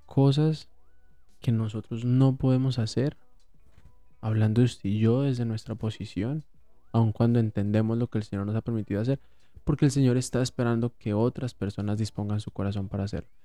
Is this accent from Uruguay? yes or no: no; Colombia